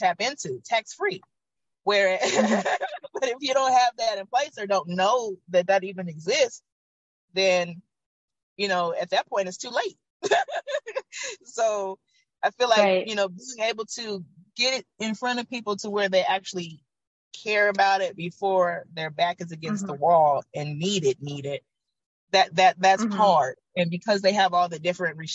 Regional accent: Oakland, California, United States; also born or lived in Georgia; Once I moved back to Oakland from Georgia, growing up here

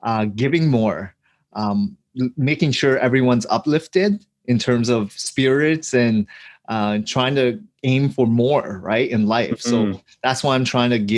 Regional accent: Hamilton, Ontario, Canada; we grew up in Hamilton, Ontario, in a rougher part of town

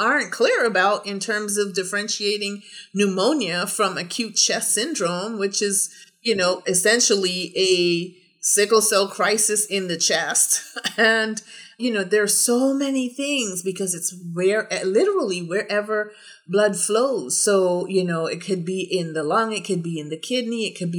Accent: Orlando, Florida, United States; I am a medical doctor with sickle cell disorder, and I am from Orlando, Florida.

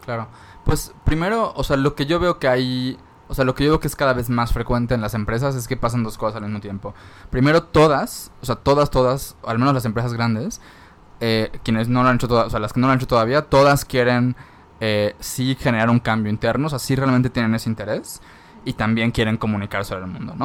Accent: Mérida, Yucatán, Mexico; en Mérida, yo soy de Mérida

